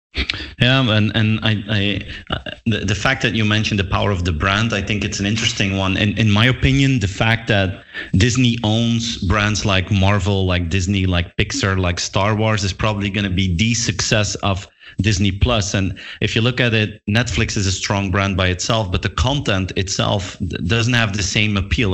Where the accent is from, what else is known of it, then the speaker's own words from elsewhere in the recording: Belgium; I'm from Belgium myself